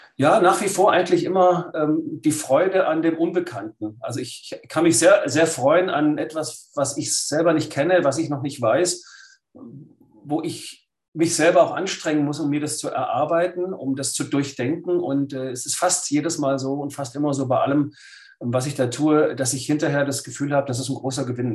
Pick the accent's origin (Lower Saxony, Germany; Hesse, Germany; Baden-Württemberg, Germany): Baden-Württemberg, Germany; Lake Constance; ich bin am Bodensee aufgewachsen als Schwabe.